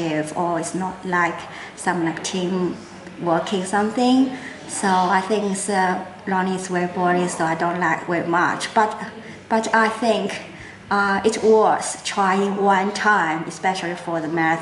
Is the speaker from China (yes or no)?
yes; China; English is a second language; also born or lived in Guangzhou, Guangdong, China / central China; now in Shanghai, China; I'm from China. But yeah, I'm like born in Guangzhou, so it's like south of China, so it's just next to Hong Kong. But like my dad is in like from the middle of China